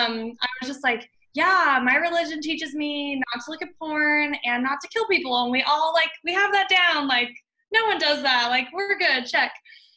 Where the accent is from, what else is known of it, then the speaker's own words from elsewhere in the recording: Las Vegas, Nevada, United States; now in Kansas, United States; Las Vegas, Nevada.